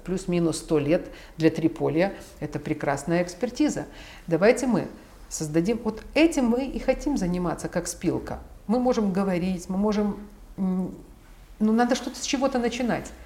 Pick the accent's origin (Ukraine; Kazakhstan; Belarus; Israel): Ukraine; я родилась в Украине. То есть я украинка